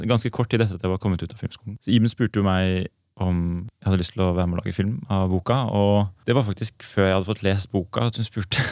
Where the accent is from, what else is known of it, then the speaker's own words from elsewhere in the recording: Oslo, Norway; also born or lived in Copenhagen; Jeg er også født i 88, også fra Oslo